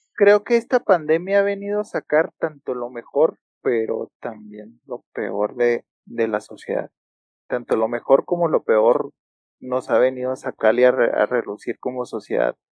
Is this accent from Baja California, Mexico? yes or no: no; Hidalgo del Parral, Chihuahua, Mexico; also born or lived in Ciudad Juárez; los de Parral somos los argentinos de Chihuahua